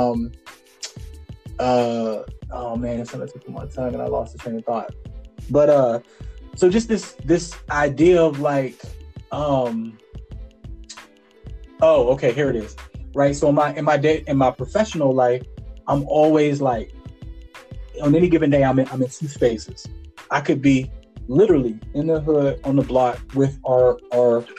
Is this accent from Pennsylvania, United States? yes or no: yes; Farrell, Pennsylvania, United States; Faro is my hometown